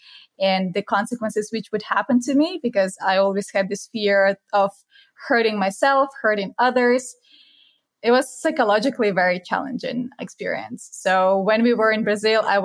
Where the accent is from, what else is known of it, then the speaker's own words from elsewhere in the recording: Kaliningrad, Kaliningrad Oblast, Russia; moved away as an adult; also born or lived in Malaysia; I was born in Kaliningrad. It's a 500,000 people town in the far west of Russia